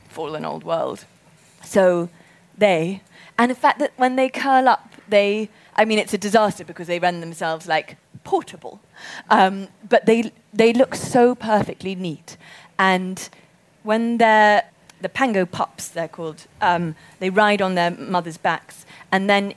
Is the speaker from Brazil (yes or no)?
no; Zimbabwe; we grew up in Zimbabwe